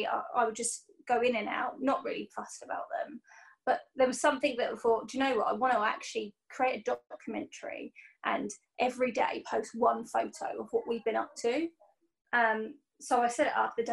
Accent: Portsmouth, South East England, United Kingdom; I'm from Portsmouth

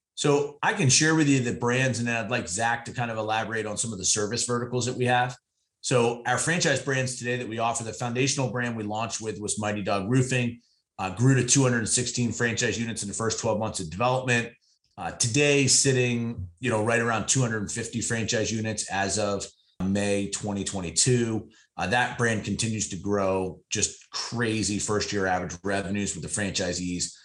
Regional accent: Eastern Pennsylvania, United States; push mowing lawns in a local neighborhood where I grew up in Eastern Pennsylvania

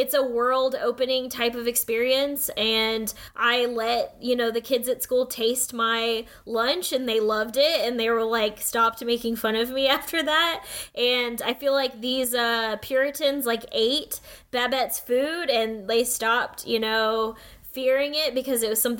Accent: United States; growing up as a Filipino-American, as, like, one of only a few Asian, like, students at school

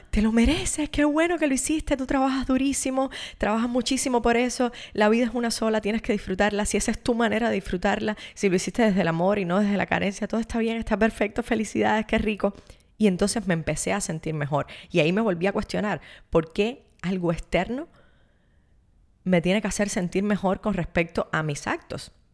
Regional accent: Cuba; vengo de Cuba, donde nos ha enseñado que todos tenemos los mismos

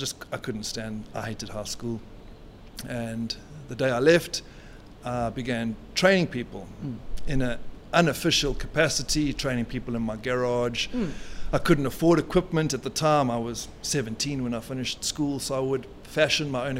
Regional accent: South Africa; As a South African

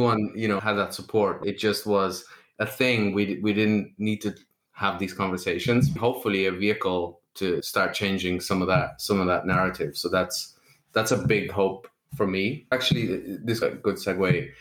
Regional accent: Lithuania; moved away; I never really worked back in Lithuania. I left the country very young

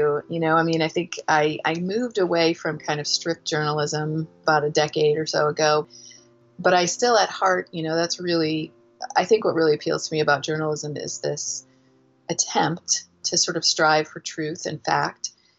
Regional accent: Indiana, United States; also born or lived in Seneca, Kansas / Missouri / Arizona; I was born in Kansas in a little small town called Seneca, and spent a lot of my youth in the Midwest. I went to school through high school in Indiana, a little bit of time in Missouri

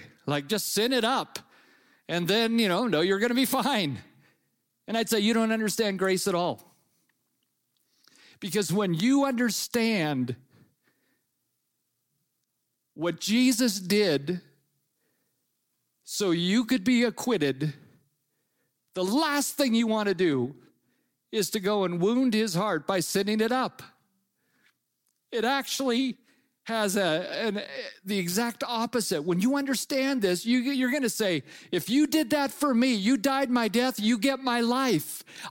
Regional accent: California, United States; moved away as an adult; now in Ottawa, Canada; When we first moved to Ottawa about 20 years ago, we came from California, and we moved to Ottawa

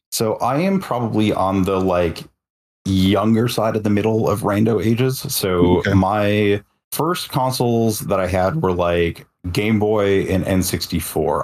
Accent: Detroit, Michigan, United States; moved away; in my hometown Detroit

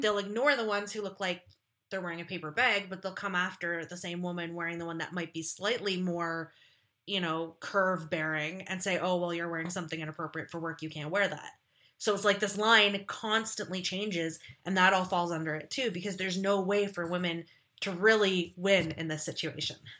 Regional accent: Ontario, Canada; I'm from a small town in Ontario, Canada.

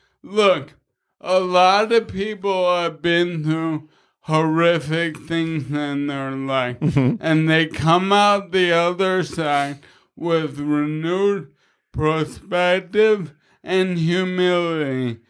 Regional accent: Queens, New York, United States; Yo, I'm from Queens. I'm a bad motherfucker from Queens.

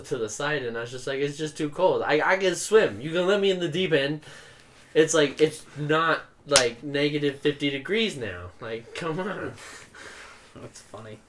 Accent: Utah, United States; I'm from Utah

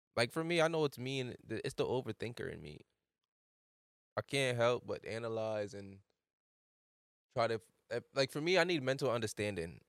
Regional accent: Jamaica; moved away; I'm from Jamaica

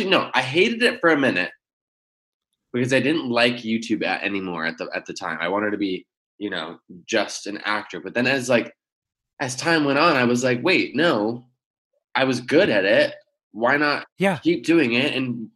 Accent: Michigan, United States; moved away as an adult; also born or lived in Virginia; now in Los Angeles, United States; I was born in Virginia. I moved to Michigan at like age one.

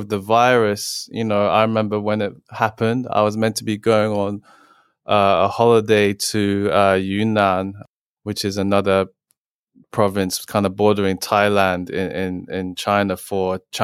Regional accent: England, United Kingdom; I was born and raised in England.

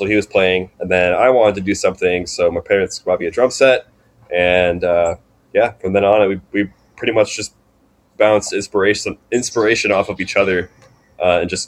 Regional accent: Vancouver, Washington, United States; moved away as an adult; now in Eugene, United States; I'm from Vancouver, Washington

